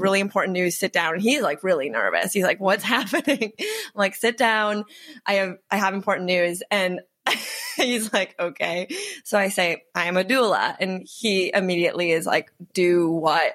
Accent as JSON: {"language": "English", "region": "Wisconsin", "country": "United States", "tie": "born or raised there", "also_born_or_lived": "Chicago", "moved": "as an adult", "said": "I grew up in Wisconsin"}